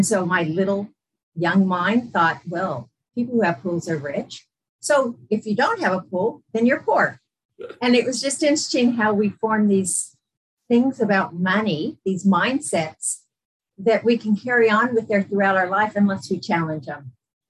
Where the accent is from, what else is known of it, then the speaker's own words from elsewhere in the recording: San Diego, California, United States; moved away as an adult; also born or lived in Las Vegas, Nevada / England / Utah; now in Brisbane, Australia; I grew up in San Diego. So I was in San Diego for 21 years.